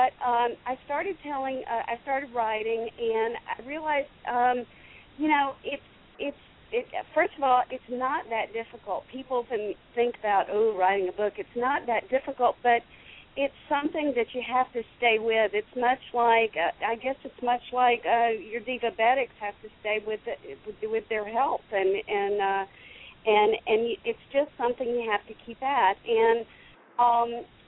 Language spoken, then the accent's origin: English; South Carolina, United States; now in North Carolina, United States; I'm from South Carolina